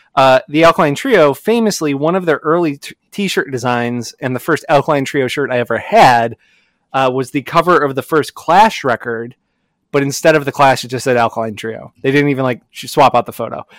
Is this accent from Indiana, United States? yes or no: yes; Hammond, Indiana, United States; I grew up in Hammond, Indiana, which is like mm-hmm. right on the border of Chicago